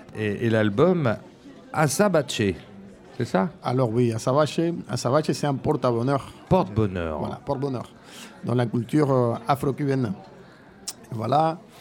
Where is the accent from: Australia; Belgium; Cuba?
Cuba; moved away as an adult; now in France; Je suis parti de Cuba il y, a, 14 ans